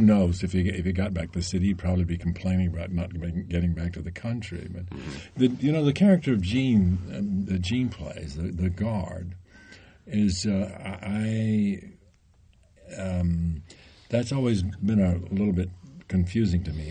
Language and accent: English; Tennessee, United States; I'm from Tennessee